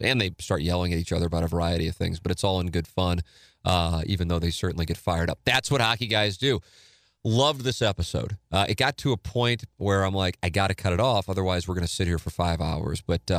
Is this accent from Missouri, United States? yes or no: yes; St. Louis, Missouri, United States; 20 years in my hometown market and the Blues win the Stanley Cup